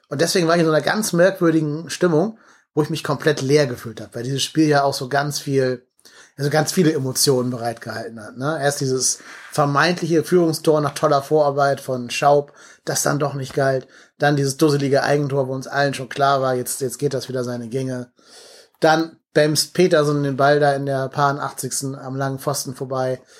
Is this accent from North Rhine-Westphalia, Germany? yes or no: yes; Cologne, North Rhine-Westphalia, Germany; Das sag jetzt ich als Kölner